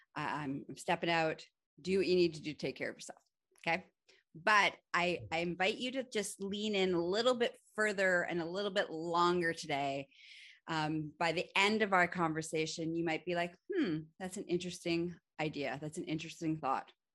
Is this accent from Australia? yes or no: no; Canada; I'm also Canadian